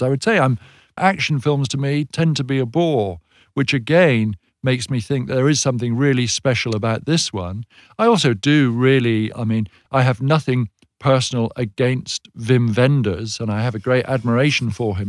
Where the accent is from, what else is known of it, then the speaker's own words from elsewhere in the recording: United Kingdom; we in Britain